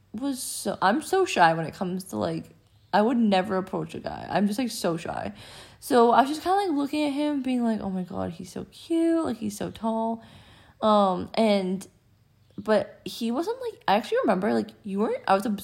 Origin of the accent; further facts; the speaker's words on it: Canada; accent: Canadian; I am from Canada, so that's why we sound different